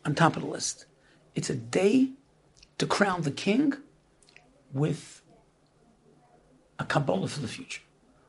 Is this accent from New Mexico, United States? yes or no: no; New York City, New York, United States; So we grew up in Brooklyn